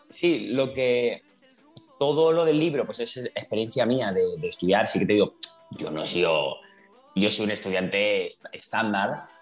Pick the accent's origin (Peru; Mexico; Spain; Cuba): Spain; Valencian Community; que soy valenciano